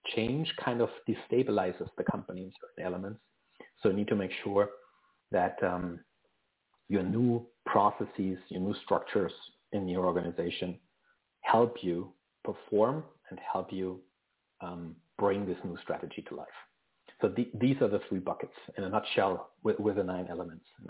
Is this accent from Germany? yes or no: yes; Germany; now in Vancouver, Canada; I actually live in Vancouver, um, British Columbia, in Canada, but I'm originally from Germany